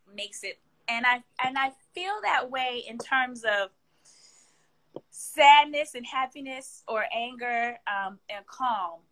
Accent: Kansas City, Missouri, United States; moved away; also born or lived in Philadelphia, Pennsylvania; I was born and raised in the Midwest in Kansas City, Missouri. And then I but my formative years, I was in Philadelphia

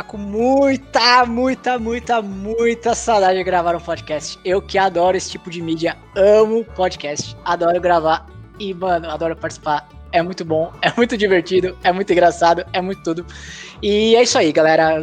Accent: São Paulo, Brazil; aqui em São Paulo, quando eu era adolescente

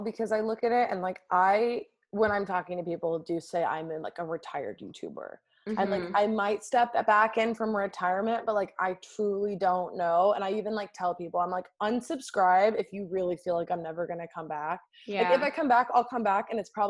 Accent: Laguna Beach, California, United States; now in Los Angeles, United States; So I'm like from California

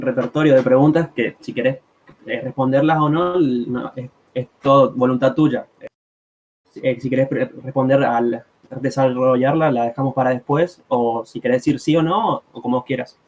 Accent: Argentina; la, gente de Argentina, como tipo, somos pasionales

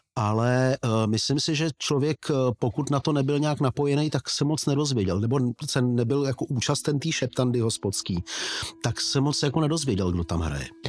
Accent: Plzeň, Plzeň Region, Czechia; hokejový to tým mého rodného města

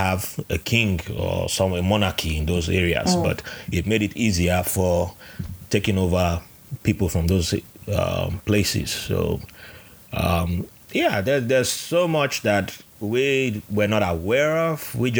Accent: Jos, Plateau, Nigeria; So I was the only one born in Nigeria. And by the time I was growing up, I was born in Jos, which based on the Nigerian system, you're not from where you were born.

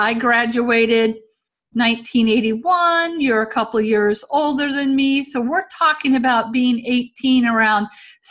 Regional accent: the South, United States; especially growing up in the South, like that danger of being a gay man in the early 80s.

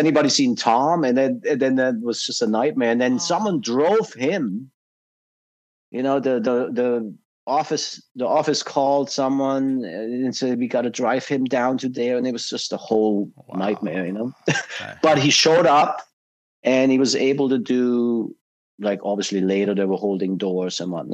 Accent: Southern Germany, Germany; moved away; also born or lived in Los Angeles; growing up in South Germany

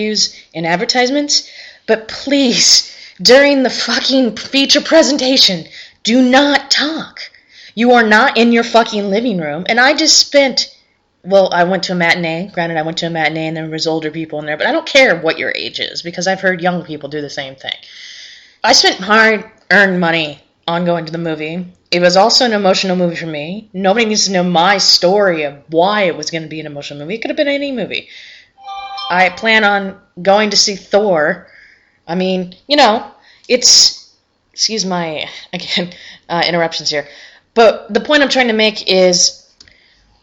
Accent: Prescott, Arizona, United States; I actually was born and raised in Prescott, Arizona

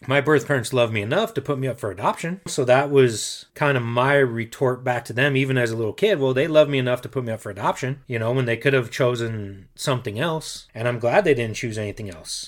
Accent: Denver, Colorado, United States; also born or lived in Aurora, Colorado; I was raised in Denver, Colorado, and grew up on the same street basically my entire life

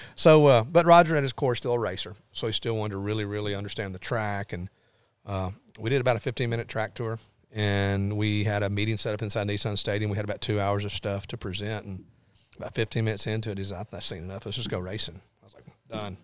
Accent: Lawrenceburg, Tennessee, United States; also born or lived in Clarksville, Tennessee; now in Nashville, United States; I grew up in Lawrenceburg, but n, I've sort of been Nashville's been home base for thirty years

